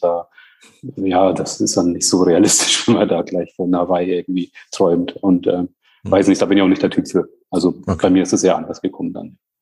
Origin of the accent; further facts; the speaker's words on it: Bamberg, Bavaria, Germany; Also ich komme aus Bamberg